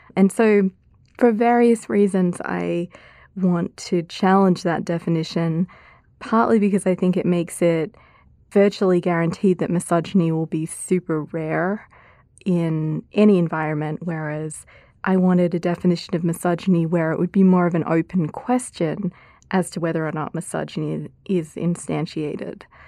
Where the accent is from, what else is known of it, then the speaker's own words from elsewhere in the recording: Australia; moved away as an adult; now in United States; my home country of Australia, public life therein, and also the U S where I've been for now about thirteen years